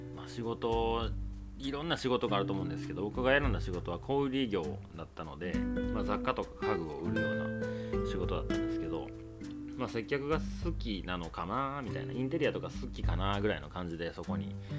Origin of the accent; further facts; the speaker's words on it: Osaka, Japan; moved away as an adult; now in Tokyo, Japan; 大阪で生まれて、東京で仕事する前